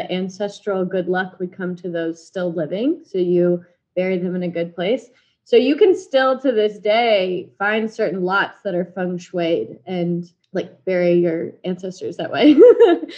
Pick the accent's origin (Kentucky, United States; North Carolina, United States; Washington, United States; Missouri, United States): Missouri, United States; Blue Springs; moved away as an adult; also born or lived in Kansas; now in Dallas, United States; I am currently in Dallas, Texas from Blue Springs, Missouri, right outside Kansas City. So all the Chiefs fans, that's my hometown